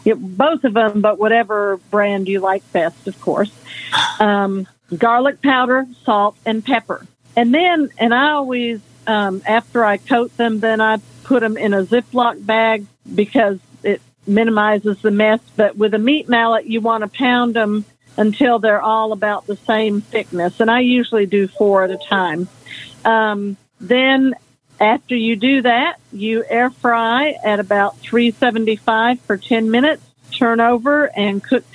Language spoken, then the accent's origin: English; Nashville, Tennessee, United States; I'm sorry. Yep … from Nashville, Tennessee.